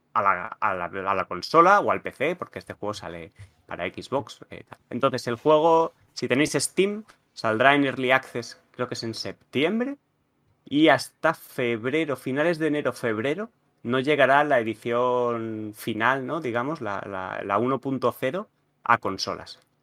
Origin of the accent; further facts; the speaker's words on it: Catalonia, Spain; soy catalán